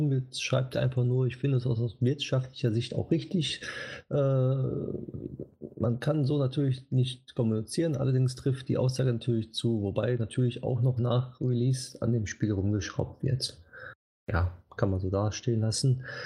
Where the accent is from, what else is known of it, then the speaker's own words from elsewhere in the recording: Switzerland; Weiß nicht, ob ich hm, da als Schweizer ja. mitmachen darf.